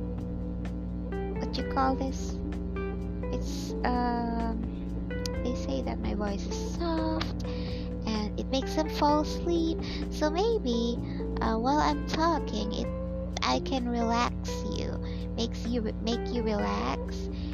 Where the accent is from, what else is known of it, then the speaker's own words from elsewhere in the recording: Philippines; I am a Filipino